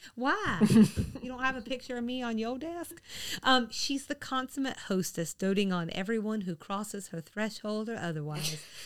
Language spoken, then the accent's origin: English; the South, United States; moved away; I lived outside the South